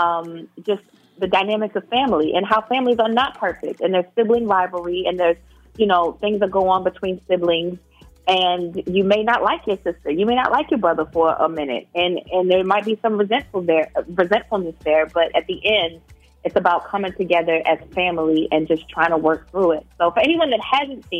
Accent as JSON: {"language": "English", "town": "Baltimore", "region": "Maryland", "country": "United States", "tie": "born or raised there", "said": "I grew up in West Baltimore."}